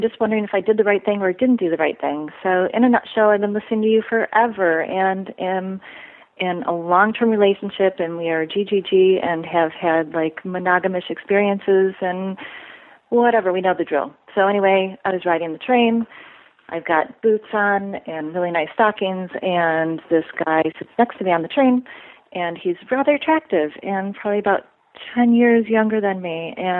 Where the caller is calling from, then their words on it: Midwest, United States; I'm calling from the Midwest